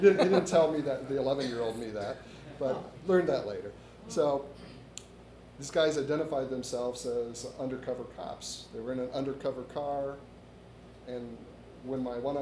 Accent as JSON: {"language": "English", "town": "Detroit", "region": "Michigan", "country": "United States", "tie": "born or raised there", "said": "growing up in Detroit in the early 70s"}